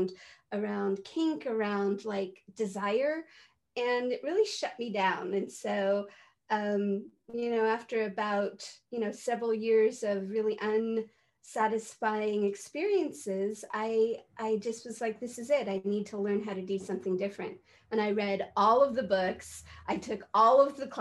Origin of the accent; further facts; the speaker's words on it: San Francisco, California, United States; now in Santa Cruz, United States; I grew up in San Francisco